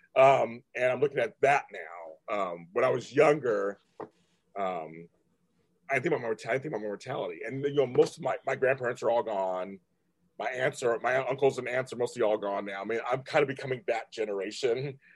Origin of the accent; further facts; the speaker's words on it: California, United States; I'm from California State